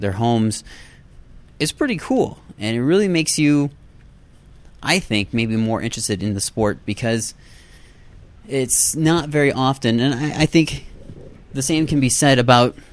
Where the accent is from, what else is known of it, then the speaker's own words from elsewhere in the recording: United States; being the American that I am